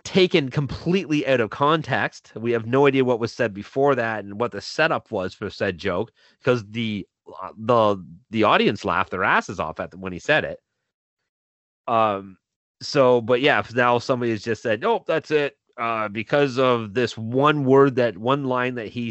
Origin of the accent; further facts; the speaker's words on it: Milton, Ontario, Canada; my hometown of Milton